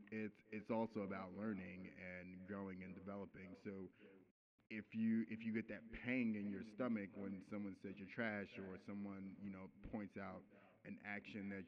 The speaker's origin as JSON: {"language": "English", "town": "New York City", "region": "New York", "country": "United States", "said": "I'm from Brooklyn. I grew up hip-hop era"}